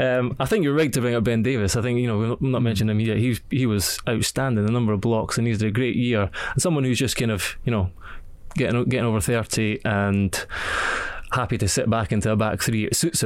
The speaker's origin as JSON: {"language": "English", "region": "Scotland", "country": "United Kingdom", "said": "it made me quite sad as a Scotsman"}